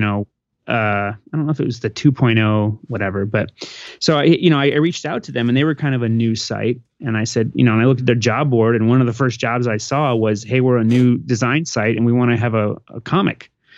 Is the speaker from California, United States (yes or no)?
no; Phoenix, Arizona, United States; moved away as an adult; also born or lived in Des Moines, Iowa / Tucson, Arizona / Jersey City, New Jersey; now in San Diego, United States; I'm originally from Phoenix, uh, born